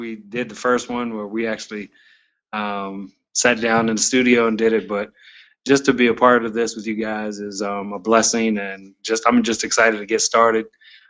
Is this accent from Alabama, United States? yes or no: no; West Virginia, United States; I am from the Flying WV, West Virginia.